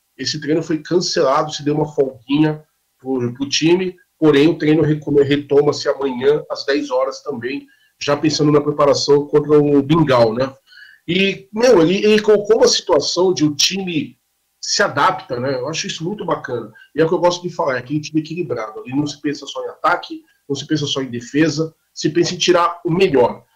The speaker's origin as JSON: {"language": "Portuguese", "town": "Guarulhos", "region": "São Paulo", "country": "Brazil", "tie": "born or raised there", "also_born_or_lived": "Poá", "said": "próximo a Guarulhos, minha terra"}